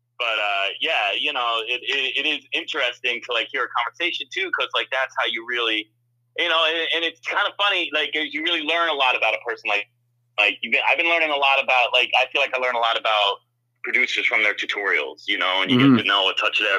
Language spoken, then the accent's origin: English; Morris County, New Jersey, United States; born or raised there; also born or lived in New England